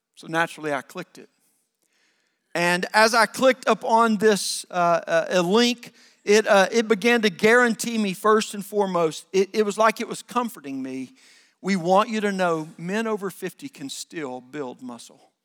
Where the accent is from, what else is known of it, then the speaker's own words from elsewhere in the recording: the South, United States; I grew up in the South